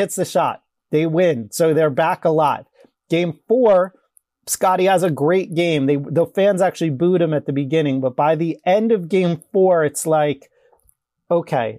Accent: New York, United States; growing up in New York, it's, it's such a, uh, pro sports town.

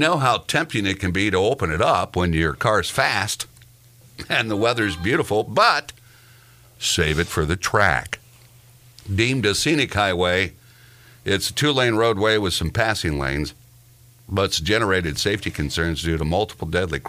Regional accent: Laurie, Indiana, United States; We'll be listening here in Laurie. That's my hometown.

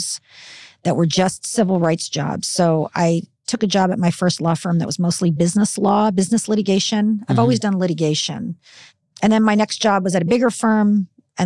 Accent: Burbank, California, United States; also born or lived in Philadelphia, Pennsylvania; I grew up in Burbank

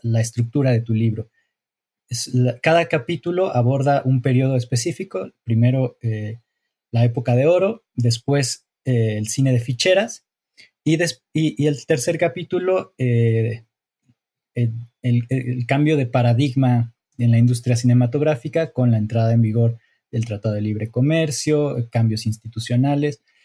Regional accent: Mexico; yo como mexicano

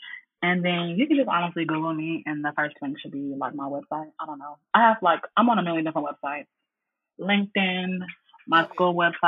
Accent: Southern United States, United States; Did y'all not read the paper? I'm from the South, okay?

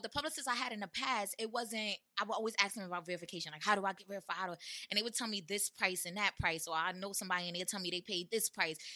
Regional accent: New York City, New York, United States; That's where I'm from. I'm from Brownsville

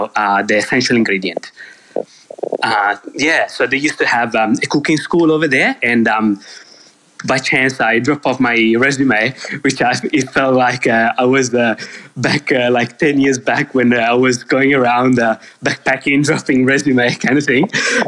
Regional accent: Pesaro, Marche, Italy; Yeah, so I'm from a small town called Pesaro, which is on the Adriatic coast. That's the name, the coast of Italian. So growing up there, it was pretty much seafood

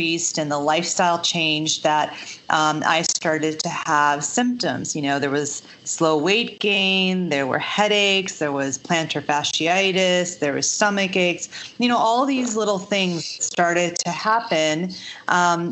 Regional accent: Chicago, Illinois, United States; I grew up in the suburbs of Chicago

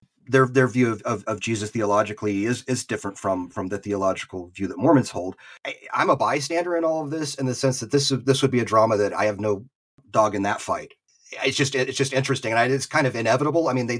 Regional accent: the Bible Belt / the South, United States; moved away as an adult; also born or lived in Utah; I didn't grow up in Utah. You know, moving to Utah to BYU was moving to a new place for us. I mean, I grew up in the Bible Belt.

